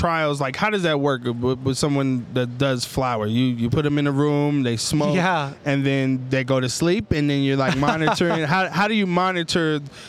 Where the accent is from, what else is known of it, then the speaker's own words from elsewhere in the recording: Denver, Colorado, United States; I'm from Denver, Colorado, you know, one of the weed capitals of the world.